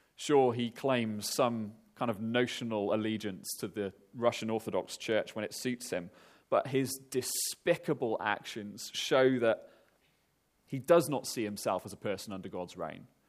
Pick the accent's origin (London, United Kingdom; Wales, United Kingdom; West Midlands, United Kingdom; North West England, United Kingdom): Wales, United Kingdom; moved away; I'm Welsh